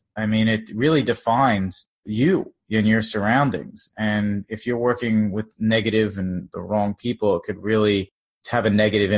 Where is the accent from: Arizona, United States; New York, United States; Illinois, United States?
New York, United States; Long Island; also born or lived in South Florida; now in New York City, United States